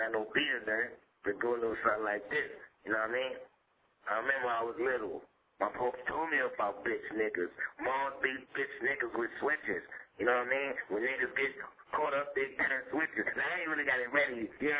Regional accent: New York City, New York, United States; also born or lived in Brooklyn; I'm only from the Bronx, man. Y'all niggas know me, man. I'm from Brooklyn, too, man.

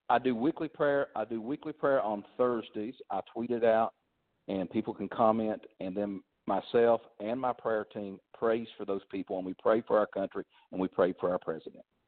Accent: Kentucky, United States; moved away; I'm from originally from Kentucky. My family were coal miners.

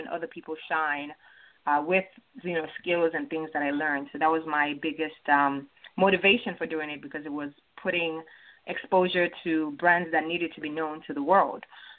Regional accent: Nigeria; moved away; also born or lived in Chicago, United States; I was actually born in Chicago, raised in Nigeria.

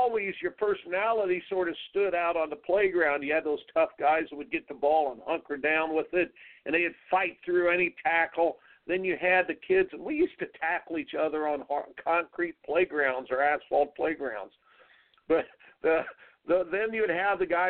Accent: Indiana, United States; growing up in Indiana

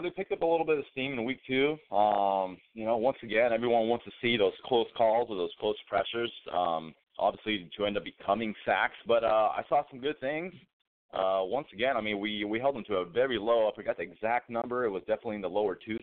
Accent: United States; also born or lived in Greece; I was born in the States

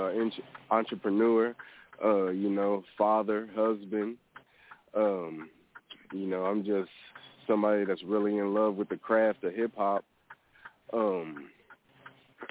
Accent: Missouri, United States; now in Texas, United States; I'm not originally from Texas. I'm originally from Missouri

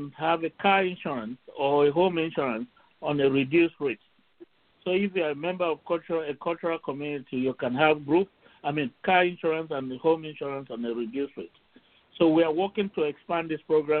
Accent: Cameroon; now in United States; I'm originally from Cameroon. I migrated to the United States in 1978

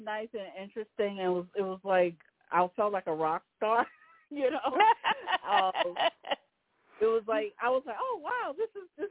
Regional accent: New York City, New York, United States; I'm originally from Rockaway, New York

